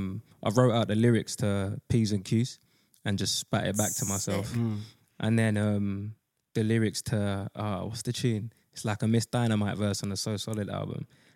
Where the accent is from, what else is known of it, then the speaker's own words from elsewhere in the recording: London, United Kingdom; I'm from Custom House. So obviously, like … grew up on that.